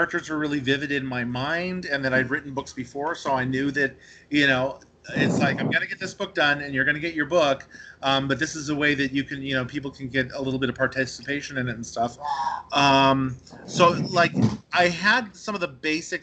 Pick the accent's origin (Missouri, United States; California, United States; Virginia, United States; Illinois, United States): California, United States; Santa Cruz; I'm from Santa Cruz